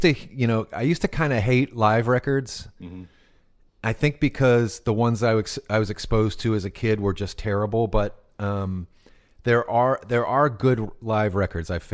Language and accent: English; Temple, Texas, United States; growing up in Temple, Texas